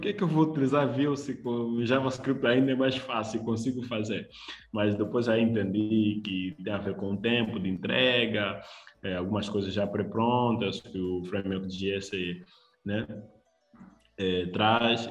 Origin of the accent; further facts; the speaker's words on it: Luanda, Luanda Province, Angola; sou de Luanda, é, Angola